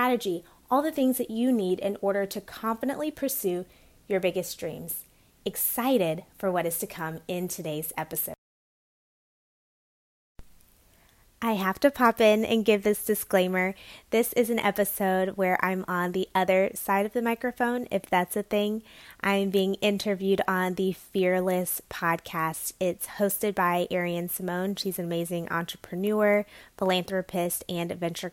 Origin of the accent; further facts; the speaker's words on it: South Carolina, United States; now in Washington, D.C., United States; I am originally from the South, South Carolina specifically, but now I live in the DC area